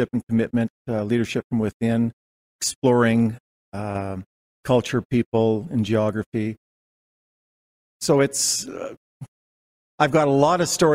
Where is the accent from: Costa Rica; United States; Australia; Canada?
Canada; Calgary, Alberta; also born or lived in Winnipeg, Manitoba; The family moved